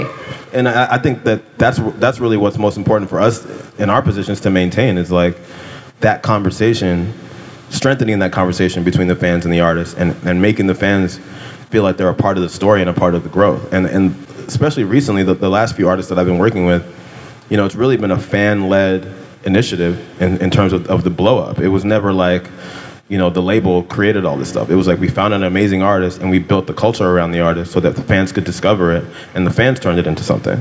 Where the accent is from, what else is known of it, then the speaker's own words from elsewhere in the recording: California, United States; I grew up in California